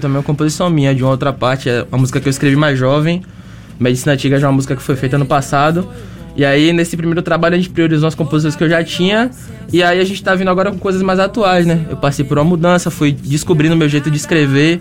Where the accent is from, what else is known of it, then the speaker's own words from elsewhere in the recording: Salvador, Bahia, Brazil; Nós somos de Salvador